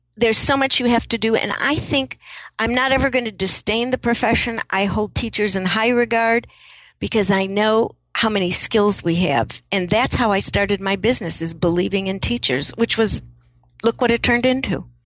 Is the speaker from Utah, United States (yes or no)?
no; Chicago, Illinois, United States; moved away; also born or lived in San Francisco; I grew up in Chicago